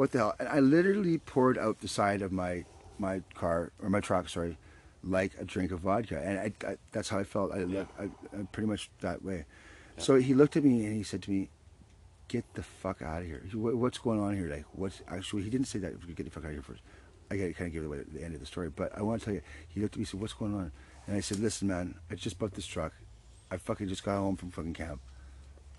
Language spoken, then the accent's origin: English; Surrey, British Columbia, Canada; I'm a British Columbian, and I am very proud to be British Columbian. And I've always been rah-rah-rah about being British Columbian, especially where I grew up in Surrey, right?